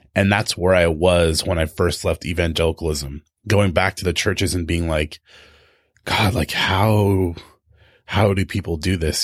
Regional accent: Tehachapi, California, United States; moved away; also born or lived in O'Brien, Oregon; I grew up in Tehachapi, which is this tiny little mountain town

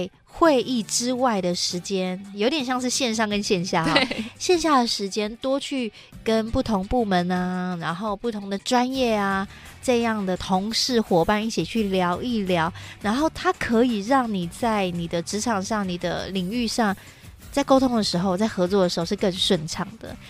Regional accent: Hsinchu, Taiwan; 我是新竹人嘛

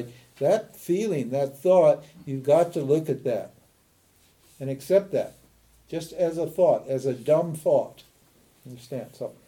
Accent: Montana, United States; I'm a redneck from Montana

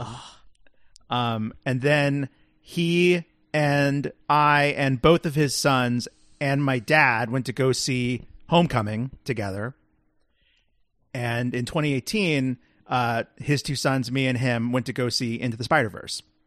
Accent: Texas, United States; moved away; go home to Texas

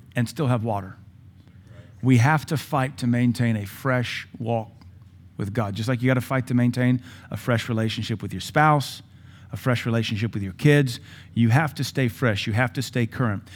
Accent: Louisiana, United States; Growing up in Louisiana, we would spend summers in Tangipahoa Parish, a little town called Ameet.

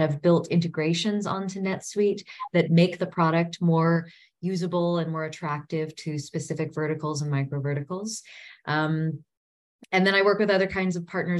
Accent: United States; moved away as an adult; also born or lived in South Africa; as an American returning to her native soil after, a decade and a half away

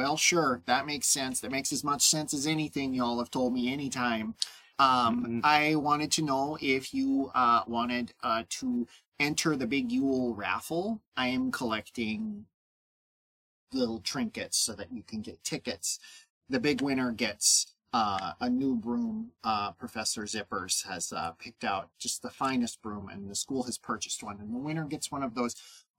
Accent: Wausau, Wisconsin, United States; I guess it's because I grew up in Wausau or something.

